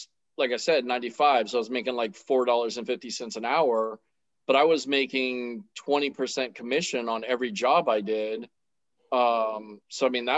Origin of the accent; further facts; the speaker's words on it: Central Florida, United States; also born or lived in Miami, Florida; I was born in Miami. And then we moved up here to Central Florida when I was, like middle school age. And then I've been here the whole time.